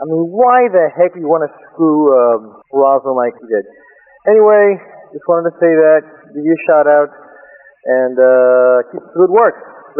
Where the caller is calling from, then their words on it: Houston, Texas, United States; I'm calling from Houston.